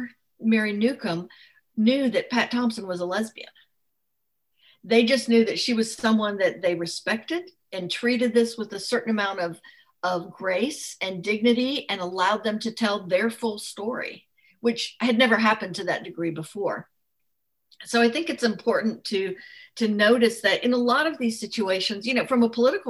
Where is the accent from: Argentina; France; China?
France; moved away; I grew up in France